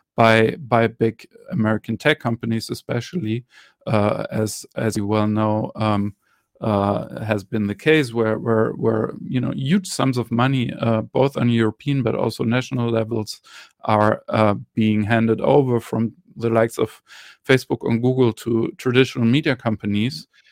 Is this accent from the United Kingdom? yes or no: no; Germany; I'm from Germany